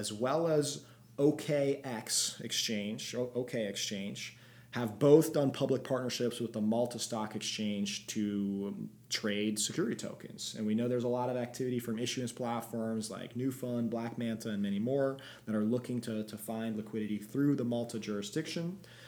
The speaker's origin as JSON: {"language": "English", "country": "Belgium", "said": "I'm from Belgium"}